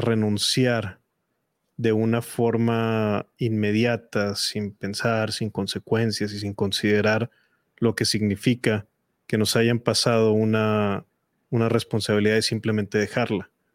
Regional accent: Mexico; en mi país

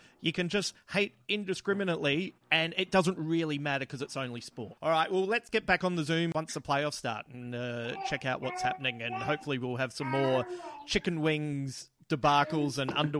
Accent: Adelaide, South Australia, Australia; And in my hometown, you have my original store, the Adelaide Comic Centre.

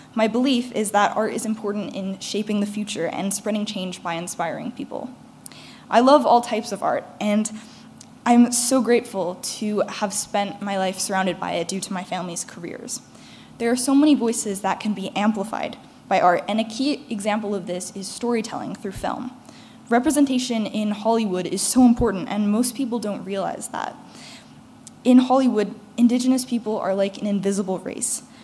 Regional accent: Toronto, Ontario, Canada; I'm a 16 year old from Toronto.

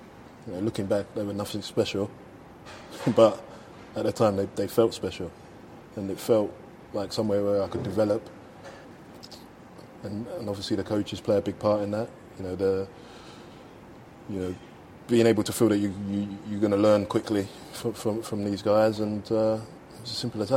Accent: London, United Kingdom; I come from Bow

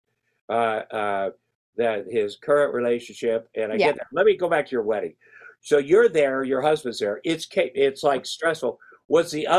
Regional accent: Iowa, United States; I'm from Iowa, small town farm

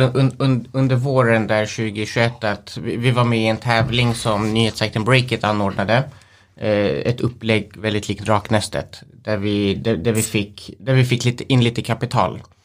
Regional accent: Sweden; vi är själva svenskar, vi är, vi är härifrån

